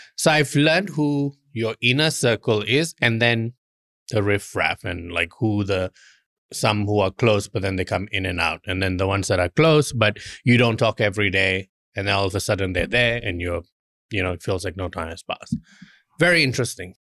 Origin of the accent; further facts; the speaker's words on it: Malaysia; moved away; We always used to laugh growing up in Malaysia